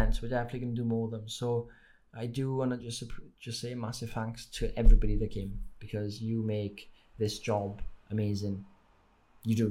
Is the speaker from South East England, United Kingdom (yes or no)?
no; Wales, United Kingdom; accent: Welsh; you've got the Welsh accent here, but when you see me in real life, it's probably even stronger